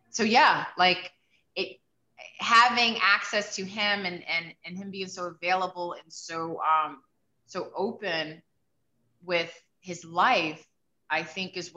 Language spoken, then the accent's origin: English; New York City, New York, United States; I grew up in the South Bronx